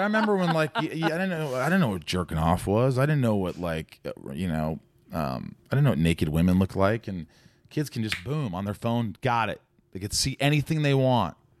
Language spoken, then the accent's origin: English; Newburgh, Indiana, United States; moved away as an adult; also born or lived in New York / Connecticut; I grew up in a small town called Newburgh, which is about fifteen, twenty minutes from Evansville